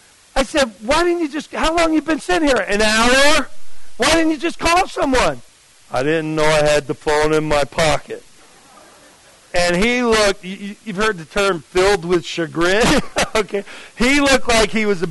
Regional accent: New Jersey, United States; I'm from New Jersey

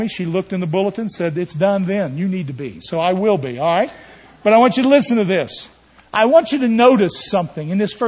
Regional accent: West Virginia, United States; I'm from West Virginia. I don't know what you know about people from West. I was born up a holler

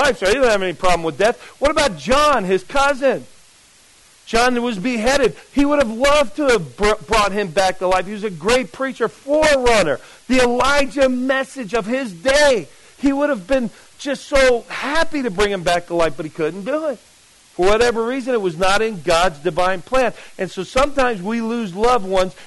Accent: Jersey City, New Jersey, United States; moved away; where I grew up in Jersey City, New Jersey

